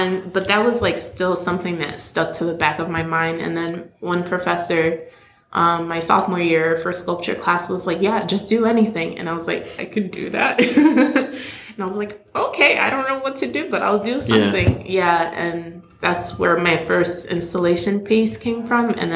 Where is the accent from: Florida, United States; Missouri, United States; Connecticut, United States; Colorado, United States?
Connecticut, United States; moved away as an adult; now in New York City, United States; I'm from Connecticut